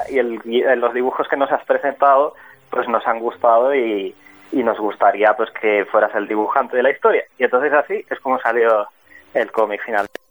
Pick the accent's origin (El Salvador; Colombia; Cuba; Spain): Spain; Barcelona, Catalonia; yo soy de Barcelona